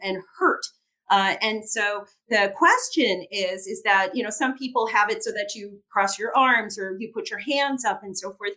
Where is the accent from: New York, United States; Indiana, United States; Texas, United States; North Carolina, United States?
Indiana, United States; Gary; I was born in uh, Gary, Indiana, which was a steel mill town